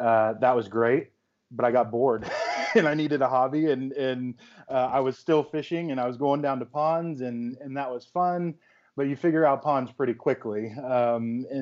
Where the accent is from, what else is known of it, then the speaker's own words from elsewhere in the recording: Central Florida, United States; moved away; I'm originally from Central Florida, and we had a pond in our backyard